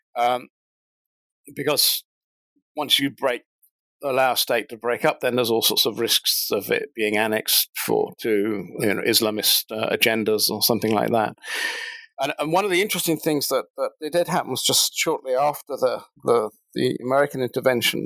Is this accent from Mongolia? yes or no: no; United Kingdom; moved away as an adult; now in New Zealand; I'm actually British born, but I, have been living in New Zealand now since 2007.